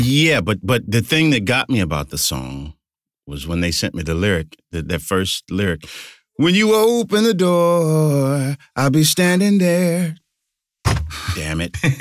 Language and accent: English; United States; I love my hometown, but there was some difficulty and some racial strife as a, as a child